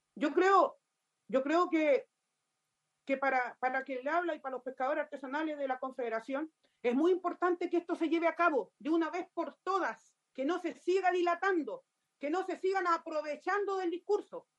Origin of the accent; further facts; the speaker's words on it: Los Muermos, Los Lagos, Chile; soy de la región de Los Lagos, comuna de Los Muermos